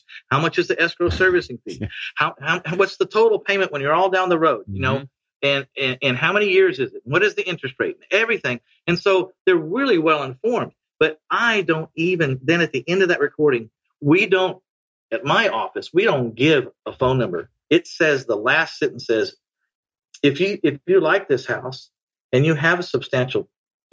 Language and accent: English; San Antonio, Texas, United States; San Antonio. Yeah. I only buy houses in my hometown.